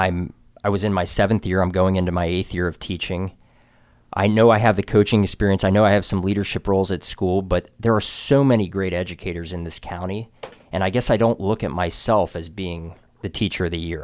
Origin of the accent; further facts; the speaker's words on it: Frederick, Maryland, United States; Born and raised in Frederick, Maryland.